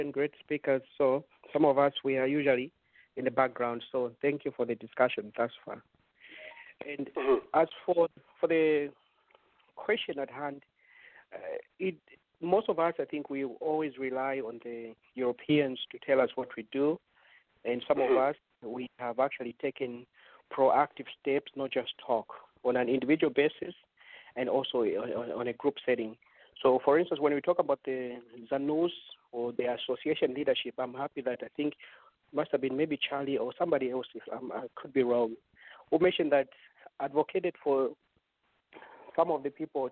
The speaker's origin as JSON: {"language": "English", "region": "Eastern Province", "country": "Zambia", "moved": "yes", "said": "I'm originally from the East"}